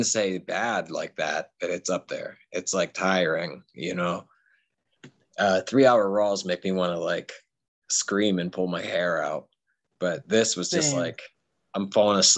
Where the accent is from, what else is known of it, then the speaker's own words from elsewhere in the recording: Pittsburgh, Pennsylvania, United States; I grew up in Pittsburgh